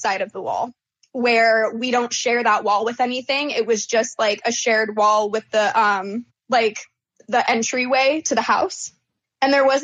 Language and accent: English; Oregon, United States; moved away as an adult; now in Phoenix, United States; I was born and raised in Oregon.